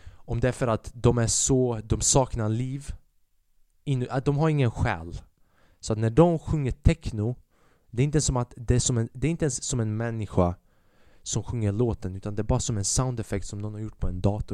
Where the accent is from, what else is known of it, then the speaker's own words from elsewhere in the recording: Sweden; Jag är född i Sverige.